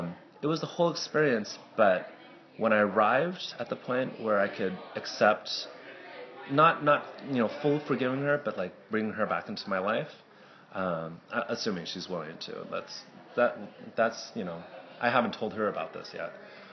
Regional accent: California, United States; I'm from California. I'm Chinese American.

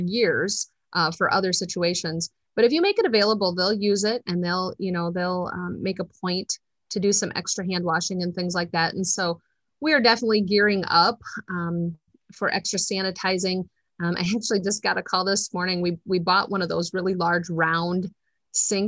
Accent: Dubuque County, Iowa, United States; now in Delaware County, Iowa, United States; I was born and raised in Dubuque County

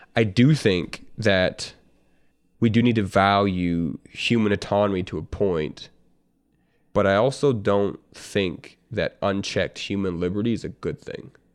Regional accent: Canada; I'm, I'm a Canadian, I'm not American

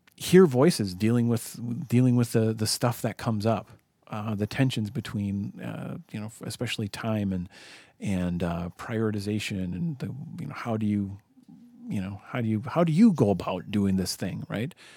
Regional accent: United States; I'm an American.

